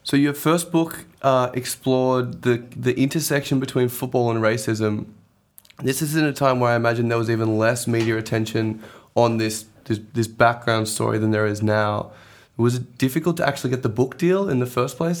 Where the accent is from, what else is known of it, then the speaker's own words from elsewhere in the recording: Australia; growing up in Australia